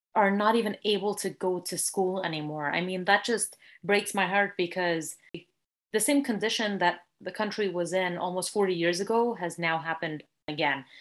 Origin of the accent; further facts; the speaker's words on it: California, United States; I was born and raised here in California